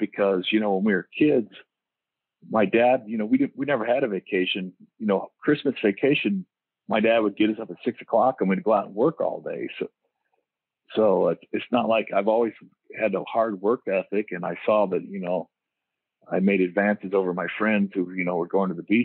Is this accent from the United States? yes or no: yes; Diamond Bar, California, United States; moved away as an adult; also born or lived in Oregon; I grew up in L.A. County, a place called Diamond Bar, which is East L.A. out by Pomona area there